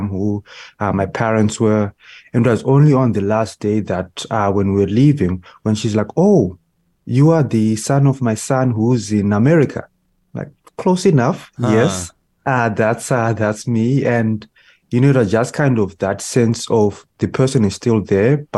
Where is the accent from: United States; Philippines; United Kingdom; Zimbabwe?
Zimbabwe; now in Canada; originally, me and my family, we are from Zimbabwe, and we migrated to Canada in 2005